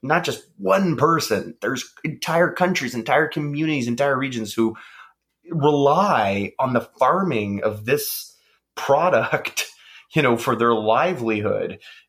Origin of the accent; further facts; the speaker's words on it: Canada; And I think, again, we are Canadian and we are, as much as we want people to support us as a small local company